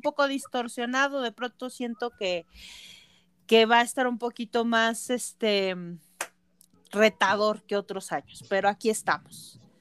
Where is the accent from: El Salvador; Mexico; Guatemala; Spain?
Mexico; area of Nevado de Toluca, State of Mexico; los lugareños